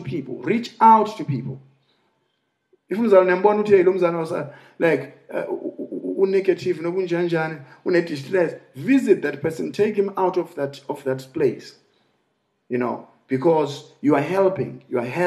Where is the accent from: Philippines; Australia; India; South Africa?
South Africa; Eastern Cape; I come from Eastern Cape